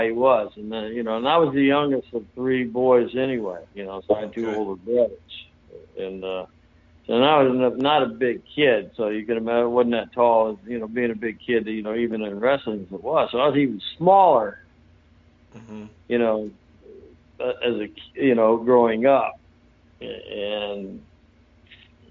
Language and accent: English; St. Petersburg, Florida, United States; also born or lived in Hawaii / North Carolina; I grew up here in St. Petersburg, Florida, where I'm still at, and I'm one block over from where I grew up, where I was raised as a child